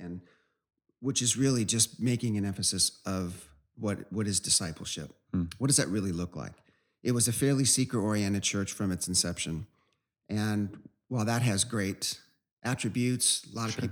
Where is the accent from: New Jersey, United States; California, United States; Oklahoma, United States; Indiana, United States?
California, United States; Southern; moved away as an adult; also born or lived in Virginia; We're from Southern California